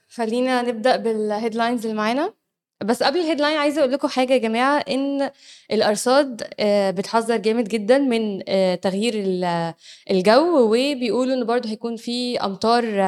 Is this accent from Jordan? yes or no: no; Egypt; عندنا في مصر